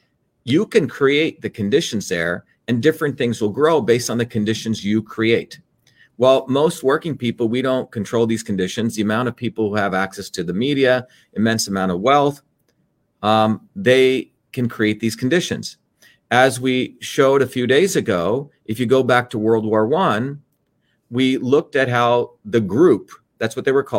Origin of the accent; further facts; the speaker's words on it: India; born there; you know, I was born in India